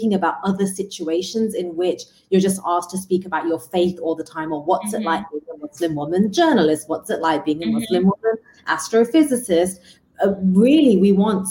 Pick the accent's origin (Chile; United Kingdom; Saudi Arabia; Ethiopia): United Kingdom; England; I was growing up in England